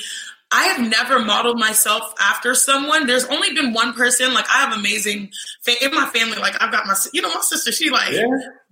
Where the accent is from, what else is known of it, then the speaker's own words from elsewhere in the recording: United States; also born or lived in Nigeria; I am Nigerian, American